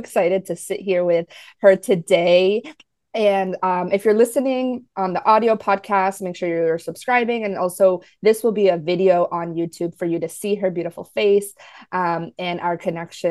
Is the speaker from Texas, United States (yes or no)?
no; New Jersey, United States; also born or lived in New York; now in Florida, United States; I'm actually in Florida now, even though I grew up in New Jersey